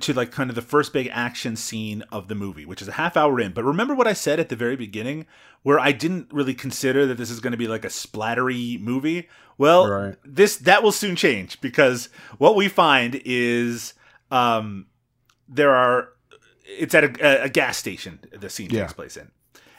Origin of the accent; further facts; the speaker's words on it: Newfoundland and Labrador, Canada; accent: Newfoundland English; Actually, my mother tongue is from Newfoundland English, so it's a little bit different than that.